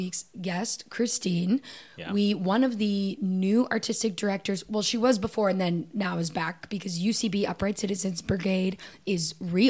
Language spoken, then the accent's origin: English; Canada; moved away; I think especially us coming from Canada, I think we're a little weird.